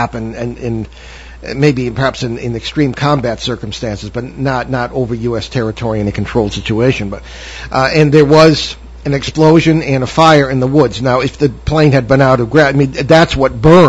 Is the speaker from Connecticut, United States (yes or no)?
yes; East Hartford, Connecticut, United States; I remember as a young wee lad in central Connecticut, I grew up in East Hartford